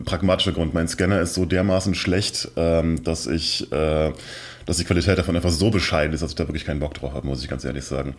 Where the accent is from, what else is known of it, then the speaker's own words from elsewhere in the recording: near Cologne, North Rhine-Westphalia, Germany; also born or lived in Mannheim; now in Berlin, Germany; ich bin in der Nähe von Köln aufgewachsen